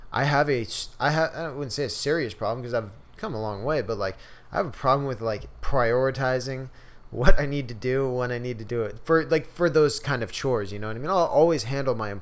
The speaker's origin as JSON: {"language": "English", "town": "San Diego", "region": "California", "country": "United States", "tie": "born or raised there", "moved": "as an adult", "lives_now": "Chico, United States", "said": "growing up in San Diego"}